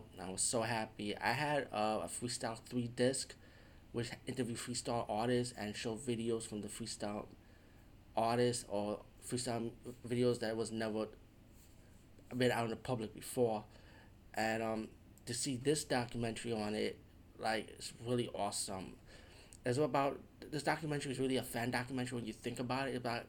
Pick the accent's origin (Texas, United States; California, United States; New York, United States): New York, United States; New York City; growing up in the Bronx, I always grew up listening to Latin freestyle.